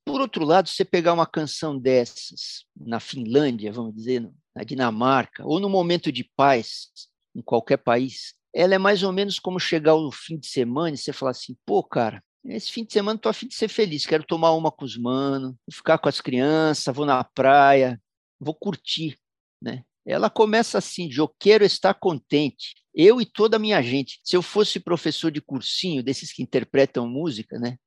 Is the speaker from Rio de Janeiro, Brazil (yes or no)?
no; São Paulo, Brazil; Sou paulistano